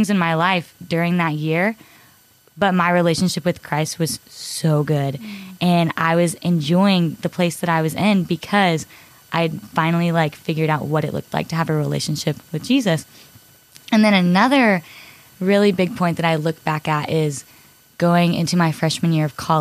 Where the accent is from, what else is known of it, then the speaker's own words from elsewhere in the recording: Cypress, Texas, United States; I'm from Cypress, Texas